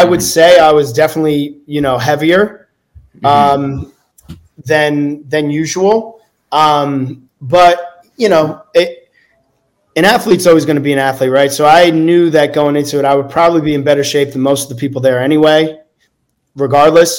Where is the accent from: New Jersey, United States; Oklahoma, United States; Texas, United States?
New Jersey, United States; I'm from New Jersey, play sports